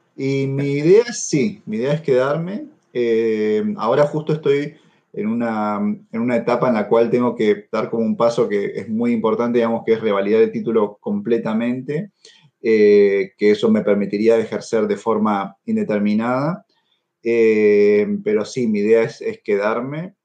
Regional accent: Argentina; moved away as an adult; also born or lived in Peru / La Plata, Argentina / Buenos Aires, Argentina; now in Germany; yo en realidad nací en Perú, pero desde muy chiquito vivo en, Argentina

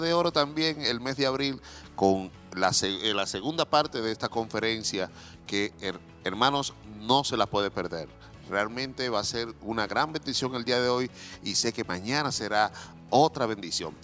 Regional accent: Dominican Republic; now in Chile; yo soy dominicano

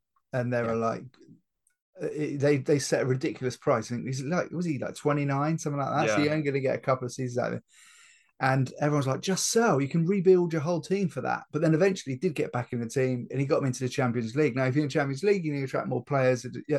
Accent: Liverpool, North West England, United Kingdom; That's because I'm from Liverpool.

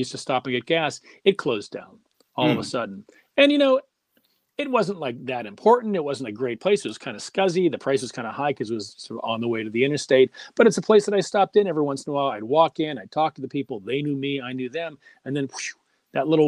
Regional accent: Pittsburgh, Pennsylvania, United States; Growing up in Pittsburgh

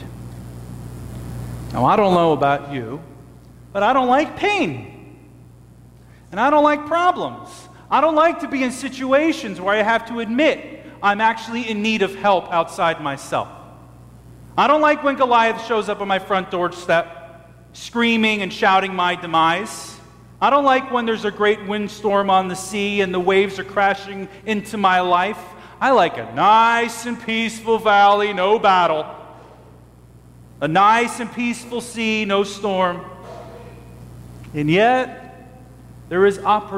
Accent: United States; I am an American

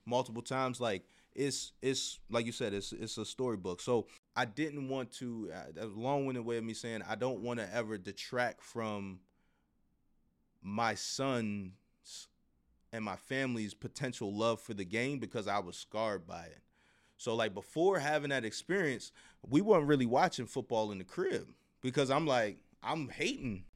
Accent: Baltimore, Maryland, United States; went back to my hometown team

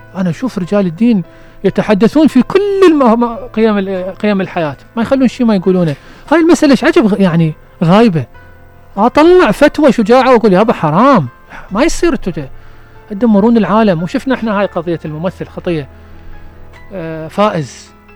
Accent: Basra Governorate, Iraq; احنا بالبصرة

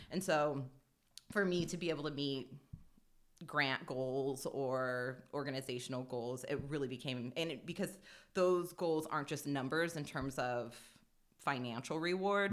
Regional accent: Spokane, Washington, United States; also born or lived in Las Vegas; I grew up here. I'm a, I'm a third generation Hilliardite

